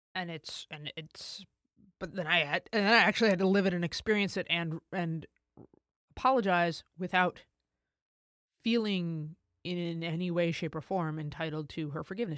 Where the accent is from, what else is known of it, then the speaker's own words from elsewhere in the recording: United States; as an American